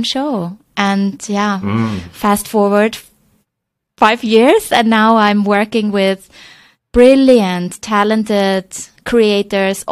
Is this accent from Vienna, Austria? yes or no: yes; Vienna, Austria; moved away as an adult; also born or lived in China; now in Hong Kong; I'm originally from Vienna, and I ended up in China 12 years ago